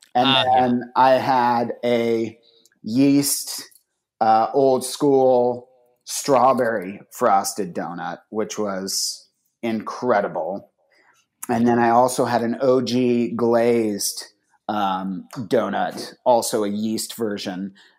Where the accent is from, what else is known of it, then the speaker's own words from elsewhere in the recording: Northern Virginia, United States; when I was growing up in Northern Virginia